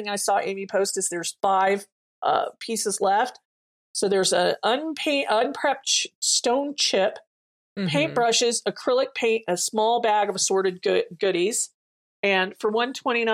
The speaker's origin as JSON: {"language": "English", "country": "Germany", "tie": "born or raised there", "moved": "yes", "said": "I grew up in Germany"}